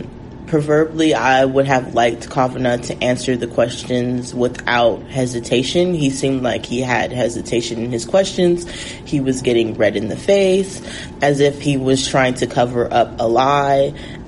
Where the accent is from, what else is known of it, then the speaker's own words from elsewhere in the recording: San Francisco, California, United States; moved away as an adult; now in New Orleans, United States; senior public health major with a minor in creative writing at Xavier University of Louisiana, and I'm from San Francisco, California.